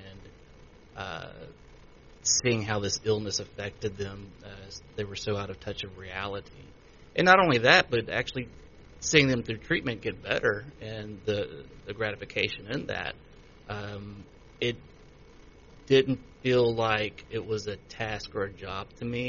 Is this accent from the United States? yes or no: yes; Many, Louisiana, United States; moved away as an adult; also born or lived in Baton Rouge, Louisiana / Kansas City; now in Shreveport, United States; I'm originally from Manny, Louisiana